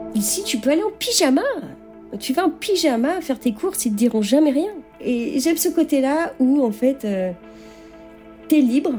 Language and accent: French; Rennes, Brittany, France; moved away as an adult; now in Las Vegas, United States; À l'origine, je suis de Bretagne, de Rennes.